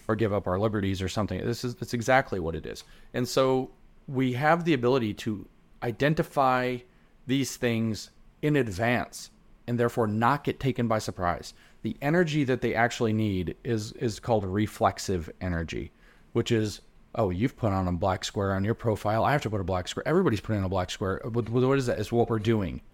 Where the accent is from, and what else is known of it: the South, United States